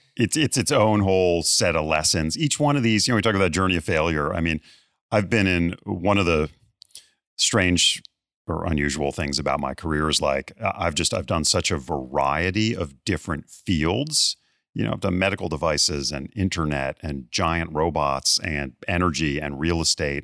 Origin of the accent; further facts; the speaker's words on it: Bethesda, Maryland, United States; moved away; my hometown of Bethesda, Maryland